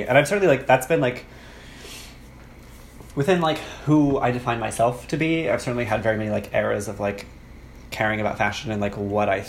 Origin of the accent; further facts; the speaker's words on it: Arlington, Texas, United States; now in New York, United States; I grew up in Arlington, Texas.